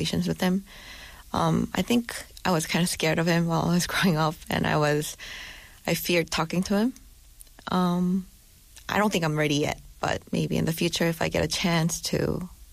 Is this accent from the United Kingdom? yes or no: no; South Korea; also born or lived in New Jersey, United States; I was raised mostly in Korea